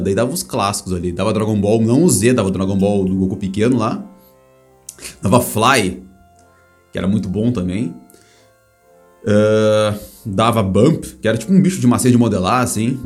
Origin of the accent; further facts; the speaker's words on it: Brazil; Eu sou do Brasil